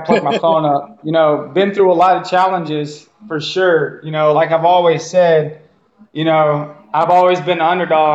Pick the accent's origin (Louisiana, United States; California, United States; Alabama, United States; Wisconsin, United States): Louisiana, United States; Cajun; now in Mississippi, United States; I'm straight up Cajun as it gets